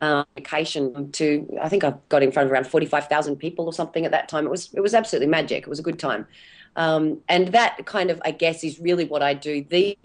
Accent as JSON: {"language": "English", "region": "Tasmania", "country": "Australia", "said": "I'm from Tassie originally, and as we're doing this today, I'm sitting down at my mum's place visiting her, which is really lovely."}